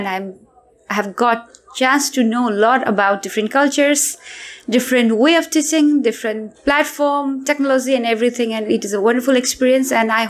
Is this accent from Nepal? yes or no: yes; Nepal; from Malpe City School, representing country Nepal, from the, all the way from the country of Mount Everest, the highest mountain peak in the world.